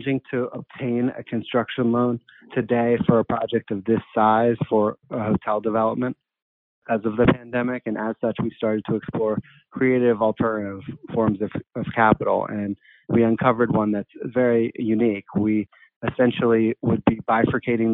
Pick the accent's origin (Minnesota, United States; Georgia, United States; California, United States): Georgia, United States; Atlanta; moved away; also born or lived in Wisconsin / Brooklyn, New York; I'm originally from Atlanta, Georgia